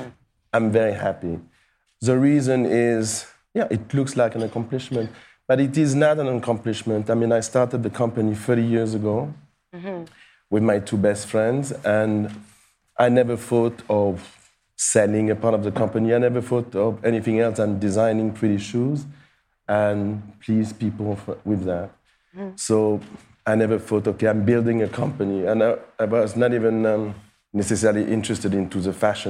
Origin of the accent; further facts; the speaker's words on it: Paris, Île-de-France, France; I was born and raised in Paris